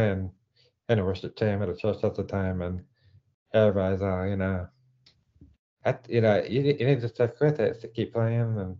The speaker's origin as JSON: {"language": "English", "region": "England", "country": "United Kingdom", "accent": "English", "said": "okay, well, I'm from England.\""}